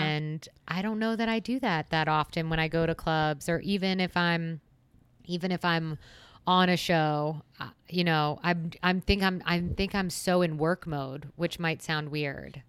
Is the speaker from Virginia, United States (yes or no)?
no; West Chester, Pennsylvania, United States; now in Phoenix, United States; I am originally from Westchester, Pennsylvania. That is on the eastern side of the state, so about thirty minutes west of Philadelphia